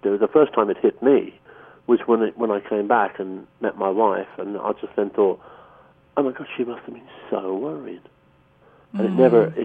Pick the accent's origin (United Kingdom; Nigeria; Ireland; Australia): Ireland; being Irish